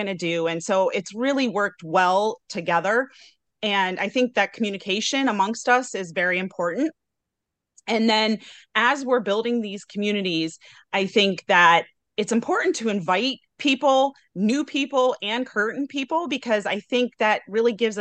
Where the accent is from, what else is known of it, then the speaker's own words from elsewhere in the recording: Broadview Heights, Ohio, United States; I'm from Broadview Heights, Ohio, which is near Cleveland.